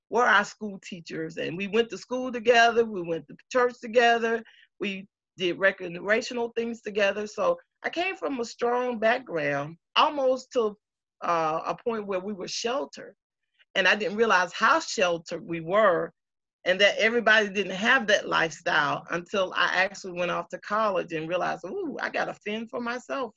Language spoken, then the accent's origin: English; Moultrie, Georgia, United States; moved away as an adult; also born or lived in Africa; growing up in Moultrie